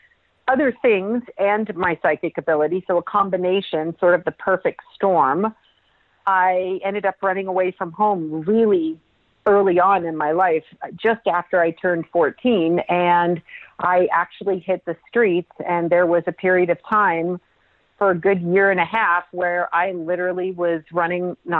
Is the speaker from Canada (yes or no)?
yes; Toronto, Ontario, Canada; but yes, I was born in Toronto, Canada, which is my homeland, my home people.